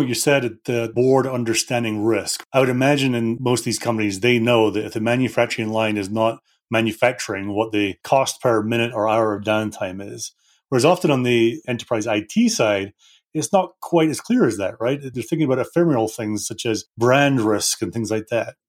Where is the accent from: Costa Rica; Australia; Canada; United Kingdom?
United Kingdom; now in Denver, United States; Being a Brit